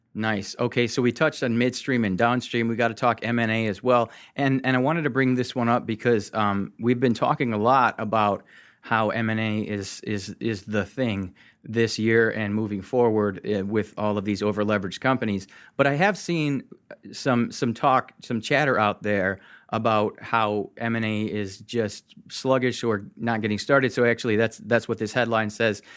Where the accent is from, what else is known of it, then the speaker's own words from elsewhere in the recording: Michigan, United States; I'm from Michigan.